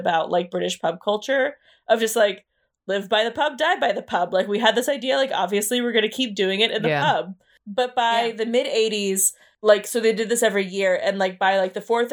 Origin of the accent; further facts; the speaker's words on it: United States; I'm American